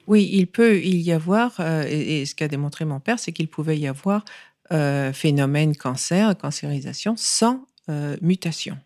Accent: France; moved away; also born or lived in New York, United States; Et donc j'ai grandi en France, j'ai fait toutes mes études en France

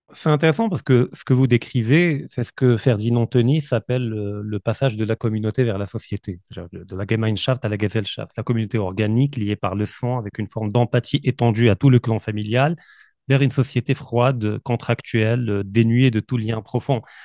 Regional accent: Morocco; je suis marocain, effectivement, euh, mais je suis également de nationalité russe

